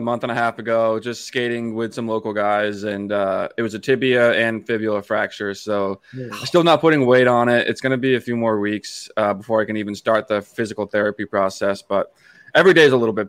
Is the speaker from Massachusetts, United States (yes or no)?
yes; Hanson, Massachusetts, United States; moved away as an adult; also born or lived in New Hampshire; now in Traverse City, United States; So I grew up in Hanson, Massachusetts, which is in the South Shore of Boston.